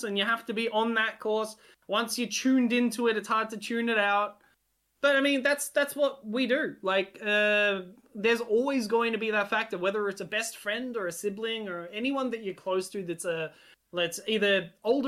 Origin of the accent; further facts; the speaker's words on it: Australia; first language Hungarian; English is a second language; Hungary will always be my home, even though I was born and raised in Australia. But that's because of my upbringing, because it was my first language